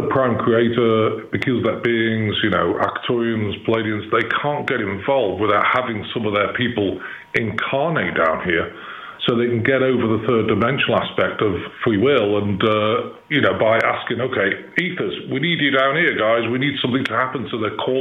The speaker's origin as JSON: {"language": "English", "town": "Chester", "region": "North West England", "country": "United Kingdom", "tie": "born or raised there", "accent": "English", "moved": "as an adult", "lives_now": "Missouri, United States", "said": "I live in Missouri, but I was born in Chester, which is 20 miles from Liverpool and 30 miles from Manchester. So, I came here about in 2010."}